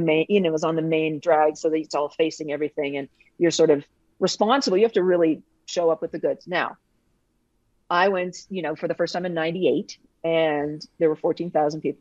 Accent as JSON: {"language": "English", "country": "Canada", "said": "I'm Canadian"}